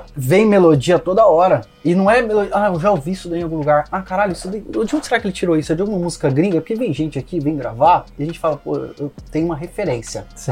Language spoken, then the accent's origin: Portuguese; Cruzeiro, São Paulo, Brazil; moved away as an adult; also born or lived in Rio de Janeiro; de Cruzeiro, sou do interior de São Paulo